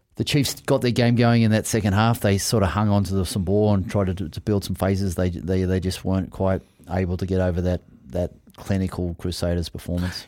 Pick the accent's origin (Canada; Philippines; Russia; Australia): Australia; also born or lived in Sydney; I'm an Aussie